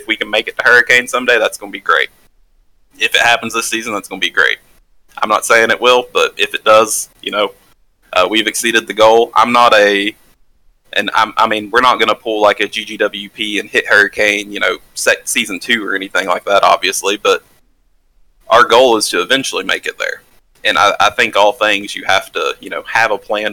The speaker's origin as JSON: {"language": "English", "region": "the South", "country": "United States", "tie": "born or raised there", "said": "Growing up in the South, growing up somewhat economically disadvantaged as a kid"}